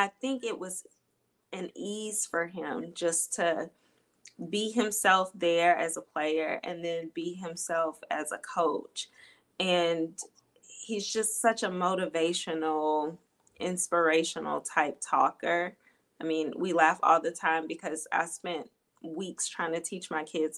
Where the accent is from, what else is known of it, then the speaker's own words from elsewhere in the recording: Birmingham, Alabama, United States; Birmingham, Alabama, that's where I grew up.